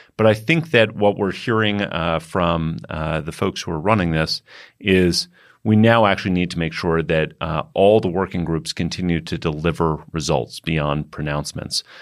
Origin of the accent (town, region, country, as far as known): United States